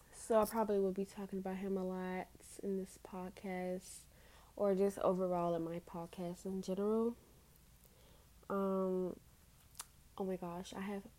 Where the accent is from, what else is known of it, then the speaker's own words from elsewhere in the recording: Washington, District of Columbia, United States; I'm from Washington, D.C. I'm 16 years old